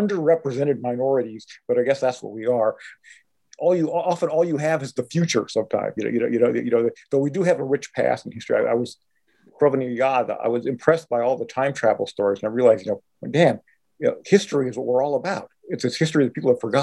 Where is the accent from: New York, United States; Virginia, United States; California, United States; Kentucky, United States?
California, United States; Los Angeles; I was born in East LA. My first years were spent on Barney Beach Place in East Place, you know, right next to Whittier Boulevard